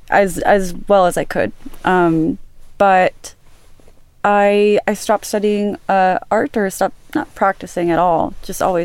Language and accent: English; Los Angeles, California, United States; also born or lived in Santa Barbara; I grew up in Woodland Hills in California, Los Angeles